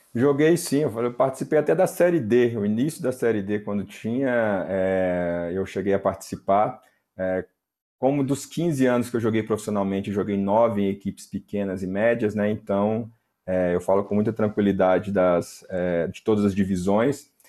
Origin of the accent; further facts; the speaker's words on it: Belo Horizonte, Minas Gerais, Brazil; eu sou de Belo Horizonte